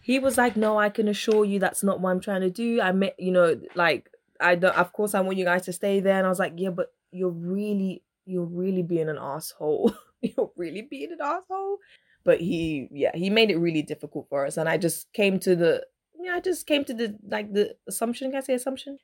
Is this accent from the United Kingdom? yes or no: no; Dominica; I was born in Dominica